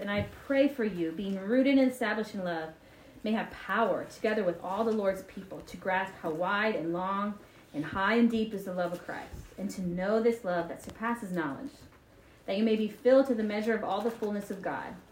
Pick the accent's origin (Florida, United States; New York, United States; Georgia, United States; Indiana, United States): Georgia, United States; Marietta; I grew up in Marietta, Georgia